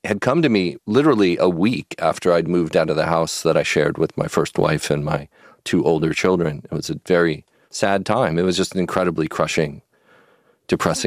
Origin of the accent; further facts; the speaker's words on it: Pasadena, California, United States; also born or lived in San Marino; I was an L.A. boy. I grew up here in Pasadena and San Marino.